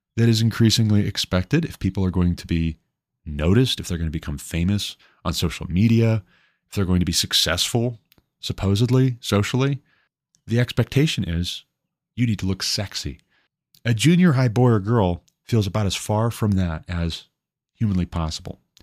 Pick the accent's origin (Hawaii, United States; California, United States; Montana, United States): Montana, United States; growing up in Montana